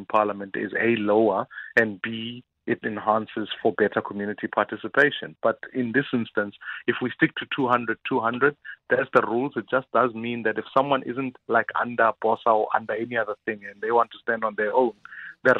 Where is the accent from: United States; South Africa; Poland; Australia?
South Africa; Johannesburg, Gauteng; I'm from Dobsonville